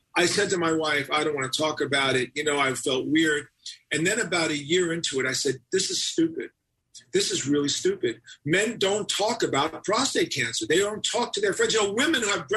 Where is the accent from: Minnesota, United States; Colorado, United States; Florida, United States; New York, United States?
New York, United States; New York City; I'm a New York kid